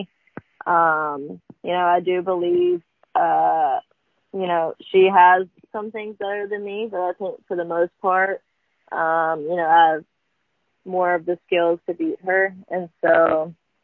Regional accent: Columbus, Mississippi, United States; born or raised there; moved away as an adult; now in Ocean Springs, United States

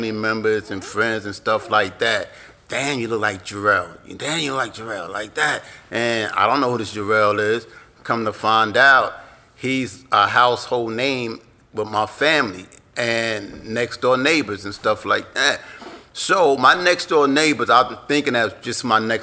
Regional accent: New York City, New York, United States; I grew up in South Jamaica, Queens, and that's in New York

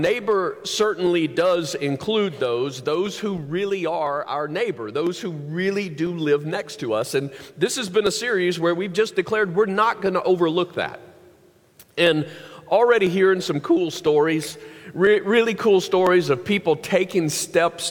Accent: the South, United States; growing up in the South

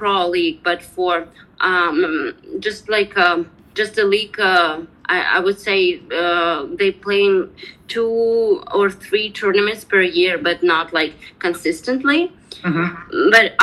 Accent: Kazakhstan; also born or lived in Ust-Kamenogorsk; I grew up in post-Soviet Union area. It's a Kazakhstan country.

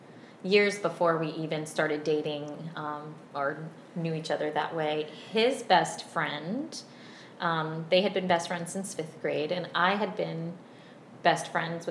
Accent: Virginia, United States; So I'm from a family of five. I grew up in Virginia. I was homeschooled, and I was homeschooled all the way through eighth grade. My mom is Brazilian

